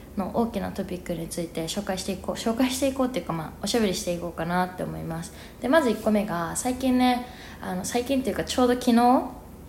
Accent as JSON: {"language": "Japanese", "country": "Japan", "tie": "born or raised there", "also_born_or_lived": "New York, United States", "first_language": "Japanese", "moved": "as an adult", "lives_now": "Mexico City, Mexico", "said": "日本で生まれ育って日本語が母国語でで英語が第二外国語で"}